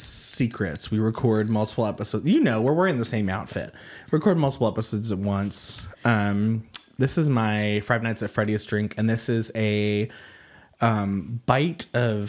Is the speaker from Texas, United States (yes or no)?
no; California, United States; I'm from California. It's good enough.